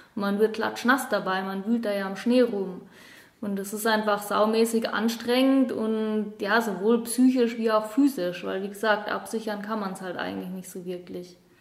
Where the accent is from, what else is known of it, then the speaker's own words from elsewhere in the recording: Heidelberg, Baden-Württemberg, Germany; also born or lived in Patagonia / Dolomites / Innsbruck; now in Allgäu, Germany; Ich komme ursprünglich aus Heidelberg